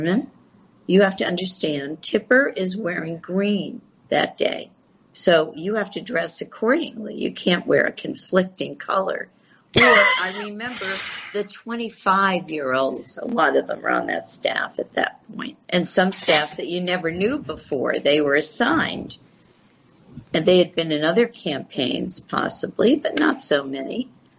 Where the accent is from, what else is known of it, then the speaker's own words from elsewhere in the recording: Connecticut, United States; Many people, look, Joe's home state, on my home state, Connecticut.